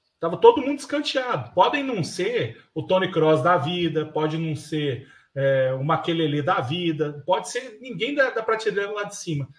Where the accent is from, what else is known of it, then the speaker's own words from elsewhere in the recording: Minas Gerais, Brazil; nós somos mineiros